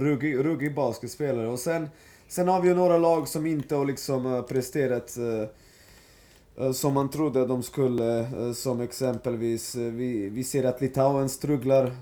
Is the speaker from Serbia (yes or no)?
yes; Serbia; jag är serb